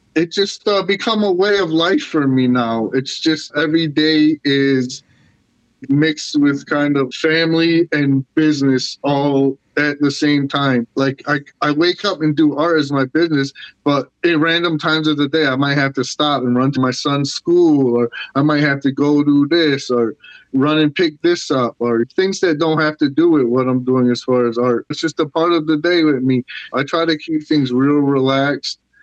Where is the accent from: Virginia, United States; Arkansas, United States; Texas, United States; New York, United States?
New York, United States; Syracuse; growing up in Syracuse in the public school